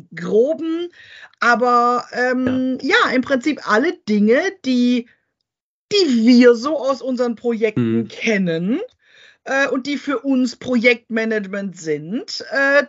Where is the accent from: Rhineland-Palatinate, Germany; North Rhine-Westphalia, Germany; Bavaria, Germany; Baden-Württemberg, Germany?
Rhineland-Palatinate, Germany; bei uns in der Pfalz